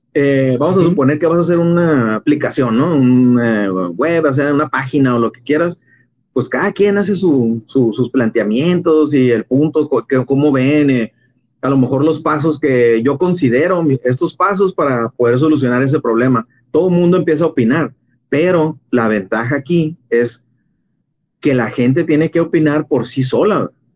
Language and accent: Spanish; Mexico; Como mexicanos